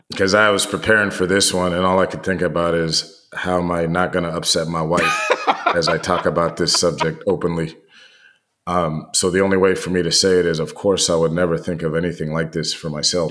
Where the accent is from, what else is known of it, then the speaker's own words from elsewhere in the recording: United States; you and I grew up with here in the United States